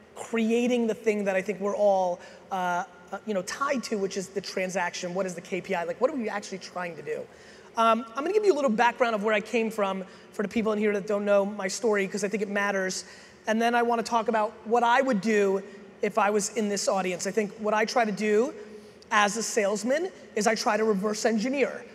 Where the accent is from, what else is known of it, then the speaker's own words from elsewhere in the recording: Edison, New Jersey, United States; also born or lived in Soviet Union / Queens, New York; I was born in the Soviet Union. I came here as a kid. My dad eventually got a job as a stock boy in a liquor store in New Jersey. I originally lived in Queens, then I grew up in Edison, New Jersey